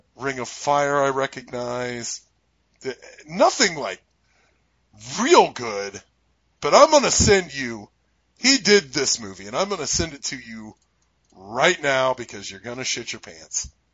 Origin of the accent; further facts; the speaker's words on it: United States; we're American